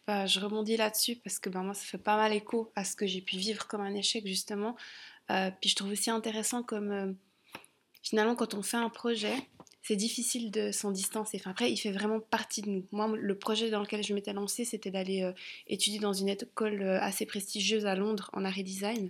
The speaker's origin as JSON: {"language": "French", "country": "Switzerland", "also_born_or_lived": "London", "said": "j'étais partie de Suisse"}